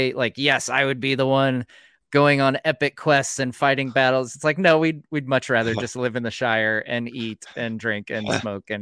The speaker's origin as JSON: {"language": "English", "country": "United States", "said": "as an American"}